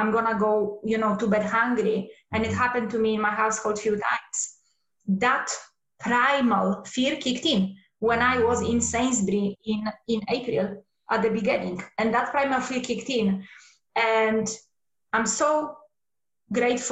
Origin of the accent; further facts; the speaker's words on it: Poland; moved away; So I come from Poland. And when I was a little girl, there was still communism over there.